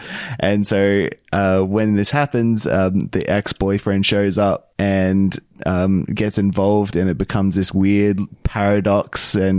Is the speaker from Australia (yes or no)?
yes; South Australia, Australia; We're from South Australia.